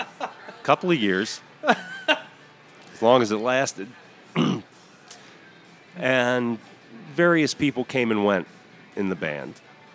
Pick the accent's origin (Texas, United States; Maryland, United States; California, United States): Maryland, United States; Baltimore; Right. I'm from Baltimore, and the details are boring.